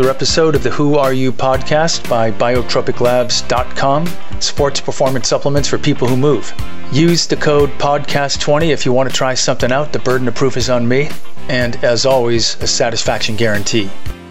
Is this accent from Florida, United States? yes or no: no; Boston, Massachusetts, United States; I'm a Bostonian.